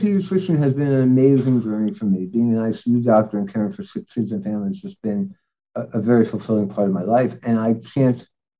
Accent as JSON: {"language": "English", "town": "New York City", "region": "New York", "country": "United States", "tie": "born or raised there", "said": "Because I'm from New York. I went to college and medical school in New York. I practically grew up in the city."}